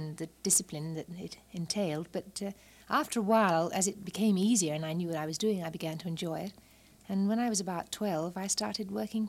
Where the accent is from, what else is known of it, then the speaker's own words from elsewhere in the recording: Walton-on-Thames, South East England, United Kingdom; I'm from England, from a little town called Walton-on-Thames. It's south of London, about 20 miles.